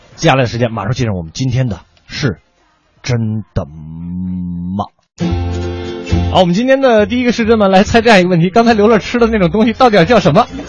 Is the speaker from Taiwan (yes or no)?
no; Beijing suburban counties, China; 定居在顺义，长期青椒三弟哦